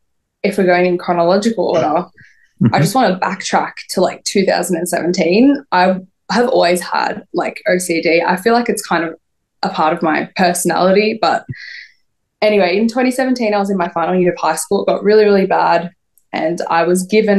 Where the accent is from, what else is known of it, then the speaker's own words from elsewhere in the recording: Melbourne, Victoria, Australia; obviously I'm from Australia